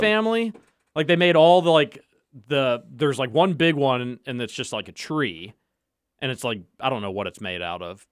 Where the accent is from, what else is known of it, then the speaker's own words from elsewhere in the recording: Louisville, Kentucky, United States; I grew up in the Highlands